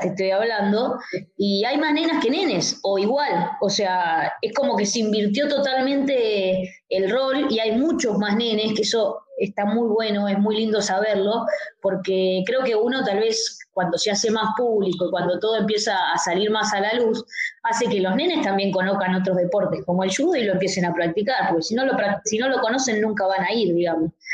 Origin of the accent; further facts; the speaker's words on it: Argentina; como otra argentina